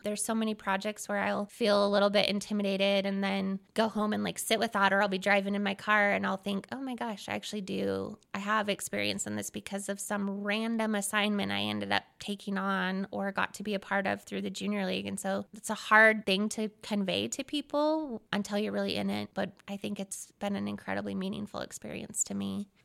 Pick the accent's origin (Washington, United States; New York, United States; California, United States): Washington, United States; Seattle; moved away as an adult; now in Ogden, United States; I'm originally from Seattle, Washington.